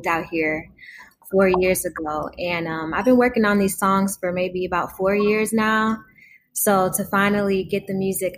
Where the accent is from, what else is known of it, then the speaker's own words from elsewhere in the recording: Detroit, Michigan, United States; my hometown, Detroit